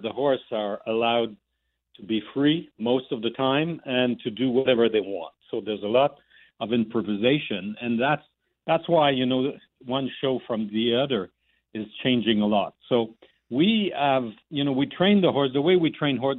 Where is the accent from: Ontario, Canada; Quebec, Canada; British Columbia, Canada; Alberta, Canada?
Quebec, Canada; Montreal; my hometown, Montreal